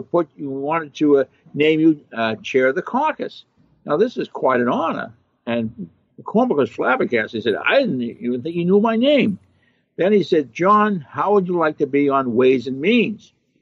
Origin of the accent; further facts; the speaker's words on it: Lynn, Massachusetts, United States; my hometown of Lynn, Massachusetts, north of Boston.